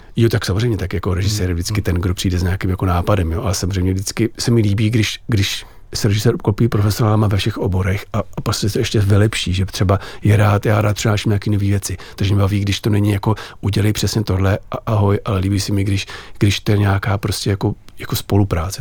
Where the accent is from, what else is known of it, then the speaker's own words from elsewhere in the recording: Czechia; jsem Čech, miluju Čechy, žiju tady